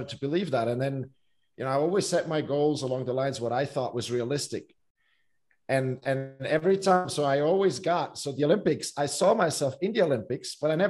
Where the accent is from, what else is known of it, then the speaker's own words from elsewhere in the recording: Switzerland; growing up in Switzerland, swimming is not like a huge sport